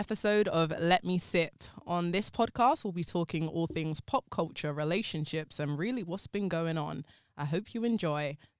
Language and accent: English; London, United Kingdom; North London.